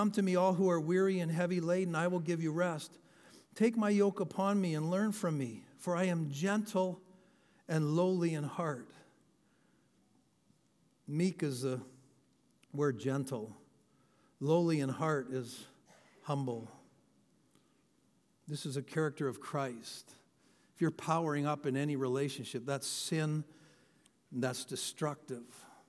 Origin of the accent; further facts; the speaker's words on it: London, Ontario, Canada; I grew up with a guy. I grew up outside of London, and this guy was like, he was all through elementary school, just way bigger, stronger than everybody.